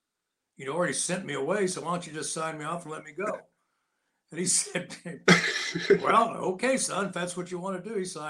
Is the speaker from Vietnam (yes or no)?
no; United States; I was born in a log cabin, so yeah, I was, and in the mountains, and I grew up there